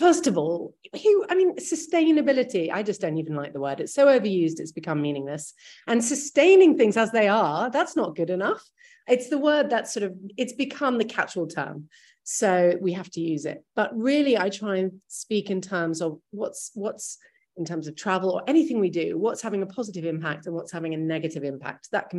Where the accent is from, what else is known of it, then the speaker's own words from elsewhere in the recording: New York, United States; And I grew up actually in New York and my whole childhood was moving around.